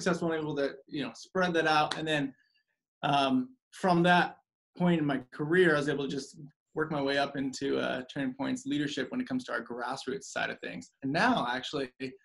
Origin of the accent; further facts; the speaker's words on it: the Northwest, Pacific Northwest, United States; moved away as an adult; also born or lived in Arizona; I'm originally from the Northwest. So I'm a Northwest baby, you know, born and raised Northwest.